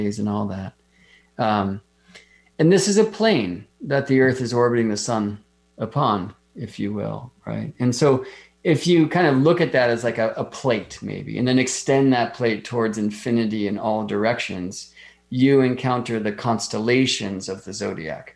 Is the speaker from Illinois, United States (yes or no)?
no; Las Vegas, Nevada, United States; moved away; I grew up in Las Vegas